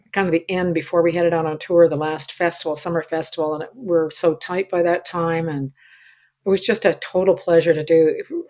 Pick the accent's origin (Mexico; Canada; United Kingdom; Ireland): Canada; I'm a Canadian, and mm. I identify with Canada and the West and stuff in such a significant fashion